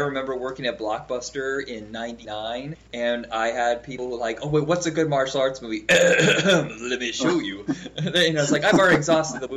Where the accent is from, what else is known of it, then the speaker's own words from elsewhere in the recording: Indiana, United States; I'm from Indiana